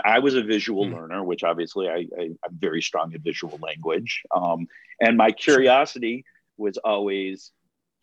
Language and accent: English; Chicago area, Illinois, United States; how many kids from my hometown have gone to Los Angeles